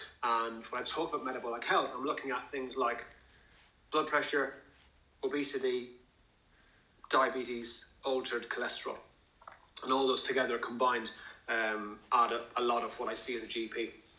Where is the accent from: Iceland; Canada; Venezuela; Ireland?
Ireland; moved away as an adult; now in Bristol, United Kingdom; I work in the NHS and I'm based in Bristol. I moved over from Ireland in 2006 to go to medical school.